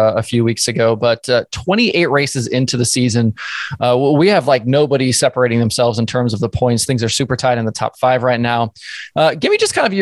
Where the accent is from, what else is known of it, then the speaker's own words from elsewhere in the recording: the Northwest, Pacific Northwest, United States; I was kind of growing up in the Northwest